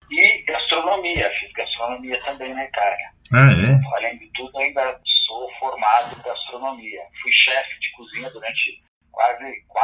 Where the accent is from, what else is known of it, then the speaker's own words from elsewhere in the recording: Jundiaí, São Paulo, Brazil; accent: caipira; moved away as an adult; also born or lived in Rome, Italy; Eu sou, eu sou de Jundiaí.